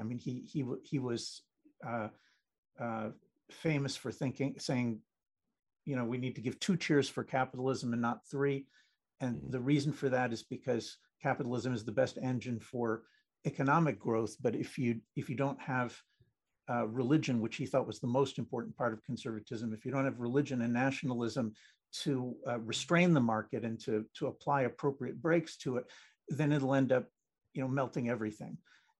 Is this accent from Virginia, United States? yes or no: no; New Jersey, United States; also born or lived in Israel; I mean, I was born in Israel. I grew up in an Israeli family in New Jersey.